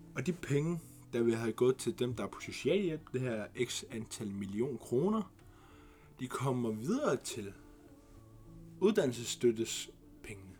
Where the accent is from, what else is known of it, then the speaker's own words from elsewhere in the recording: Greenland; Vi er grønlændere